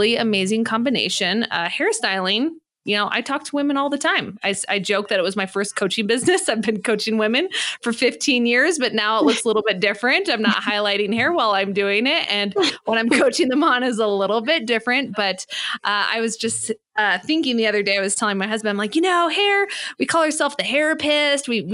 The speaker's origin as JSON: {"language": "English", "region": "California", "country": "United States", "also_born_or_lived": "Santa Monica", "moved": "as an adult", "lives_now": "Colorado Springs, United States", "said": "I'm originally from California. I'm here in Colorado Springs."}